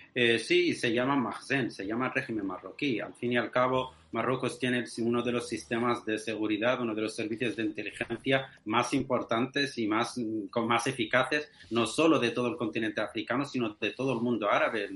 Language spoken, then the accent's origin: Spanish; Western Sahara; soy saharaui de, origen español